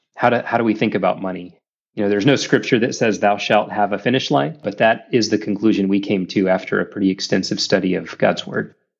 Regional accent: Dallas, Texas, United States; moved away as an adult; also born or lived in Saudi Arabia; now in Orlando, United States; I grew up in North Dallas in a great Christian home

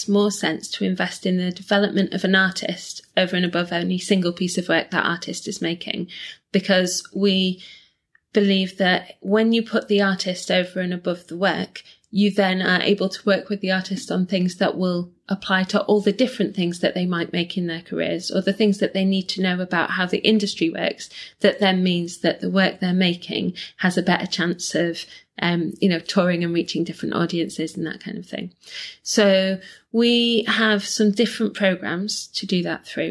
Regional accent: Leeds, Yorkshire and the Humber, United Kingdom; moved away as an adult; now in Manchester, United Kingdom; I grew up in Leeds

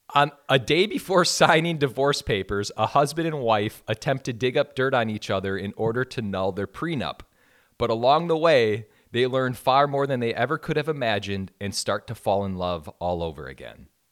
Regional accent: Wisconsin, United States; moved away; I'm from a super small town in yeah. suburban Wisconsin.

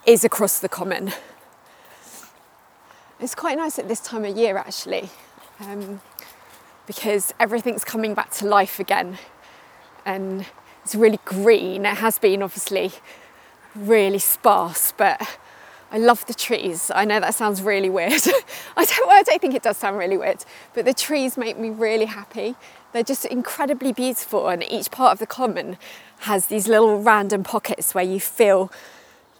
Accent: Surrey, South East England, United Kingdom; moved away as an adult; also born or lived in West Country; now in London, United Kingdom; I live in London now. I grew up just outside of London in Surrey

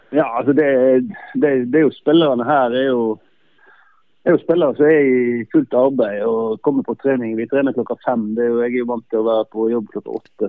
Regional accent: Norway; moved away as an adult; now in Faroe Islands; det er nok litt andre forutsetninger i, i Norge og der jeg kommer fra

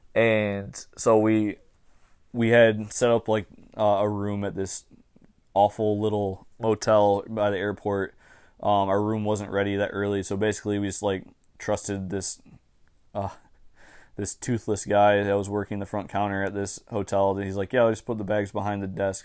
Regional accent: Michigan, United States; I'm from the state of Michigan.

